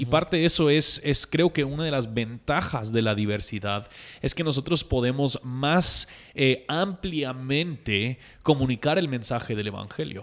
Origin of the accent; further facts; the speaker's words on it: United States; Spanish is a second language; now in Guatemala; yo siendo gringo aquí en Guatemala